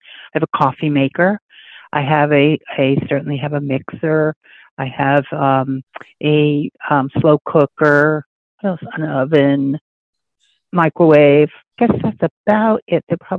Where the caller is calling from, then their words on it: Maine, United States; I'm calling from Maine.